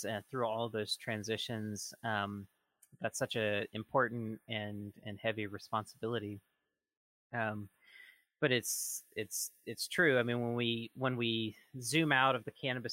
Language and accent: English; Southeast, United States; moved away; I'm originally from the Southeast